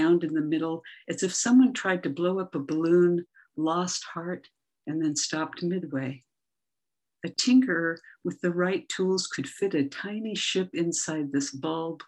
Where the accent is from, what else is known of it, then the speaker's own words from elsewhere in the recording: Everett, Washington, United States; now in Pacifica, United States; I'm from Everett, Washington